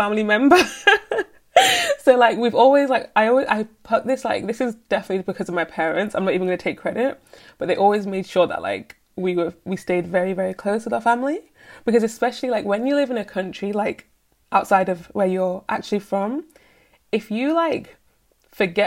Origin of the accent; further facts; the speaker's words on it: United Kingdom; So I was born and raised in the UK.